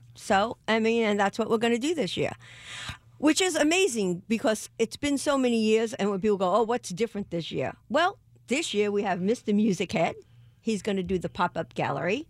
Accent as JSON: {"language": "English", "region": "New York", "country": "United States", "said": "I'm from New York"}